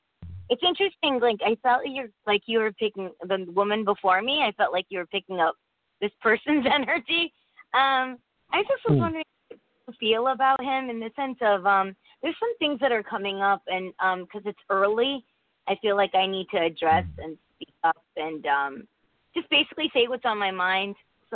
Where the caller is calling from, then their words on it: Connecticut, United States; from Connecticut.